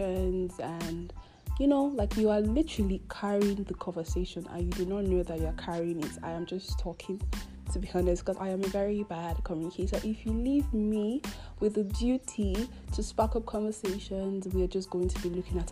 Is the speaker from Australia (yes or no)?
no; Nigeria; I'm obviously Nigerian, so you can imagine the struggle of living in Nigeria